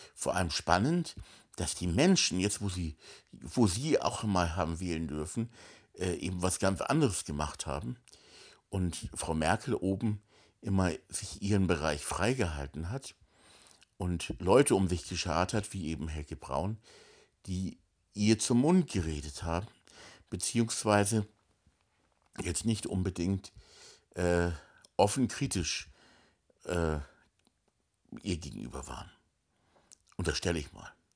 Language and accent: German; Hamburg, Germany; moved away as an adult; now in Spiegelau, Germany; ich bin halt in Hamburg aufgewachsen, die ersten 20 Jahre meines Lebens, allerdings in Hamburg-Meindorf, also am Stadtrand von Hamburg.